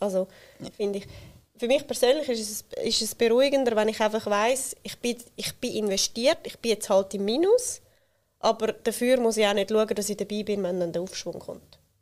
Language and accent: German; Switzerland; wir Schweizerinnen und Schweizer